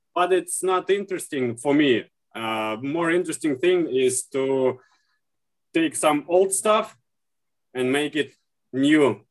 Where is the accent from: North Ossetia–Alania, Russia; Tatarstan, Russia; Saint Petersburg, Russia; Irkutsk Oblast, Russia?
Saint Petersburg, Russia; I'm from St. Petersburg, Russia